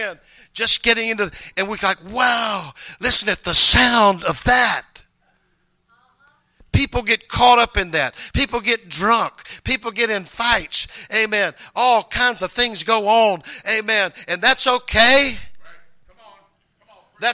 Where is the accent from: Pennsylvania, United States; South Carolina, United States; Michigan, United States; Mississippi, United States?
Mississippi, United States; moved away; I came from Mississippi. I started the school in the first grade